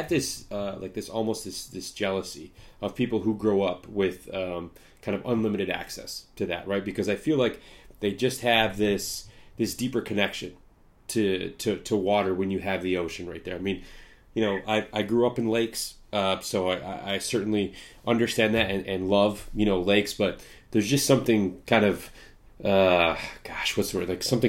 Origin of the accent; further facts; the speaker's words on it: Midwest, United States; You know, I'm in the Midwest. I grew up in the Midwest.